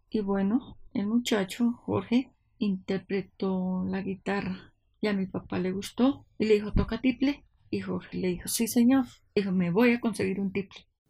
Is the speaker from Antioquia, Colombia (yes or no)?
no; Villarrica, Tolima, Colombia; now in Bogotá, Colombia; Nací en Villarrica, Tolima, en el año 1949